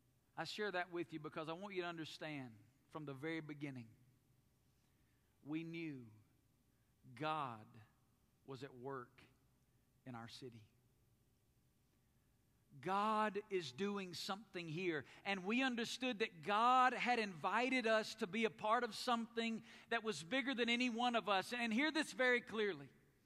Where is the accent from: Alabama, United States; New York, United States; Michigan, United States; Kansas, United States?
Alabama, United States; moved away as an adult; also born or lived in Woodstock, Georgia; now in Las Vegas, United States; But I grew up in Alabama.